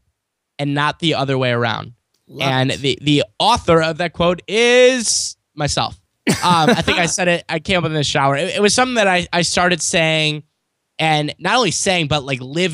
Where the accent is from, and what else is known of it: St. Louis, Missouri, United States; born or raised there